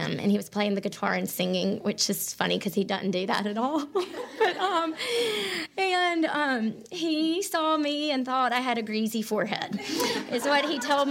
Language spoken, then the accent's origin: English; Mountain Brook, Alabama, United States; I grew up here in Birmingham in Mountain Brook